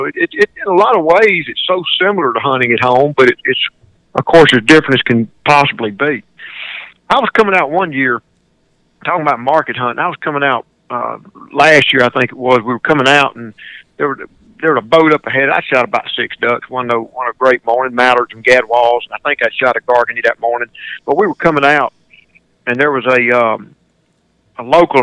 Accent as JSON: {"language": "English", "town": "Greenwood", "region": "Mississippi", "country": "United States", "tie": "born or raised there", "said": "one of my hometowns, Greenwood, Mississippi"}